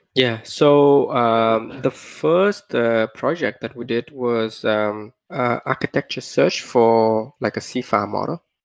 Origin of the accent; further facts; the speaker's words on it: Vietnam; moved away; also born or lived in Australia / Stanford; I was born in Vietnam